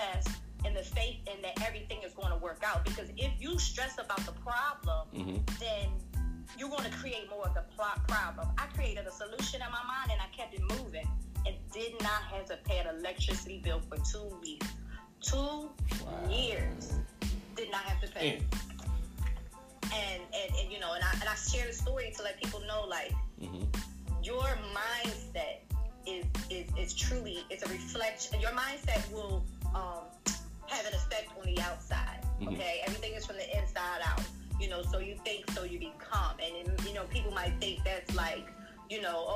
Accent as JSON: {"language": "English", "town": "Philadelphia", "region": "Pennsylvania", "country": "United States", "said": "I'm from Philly."}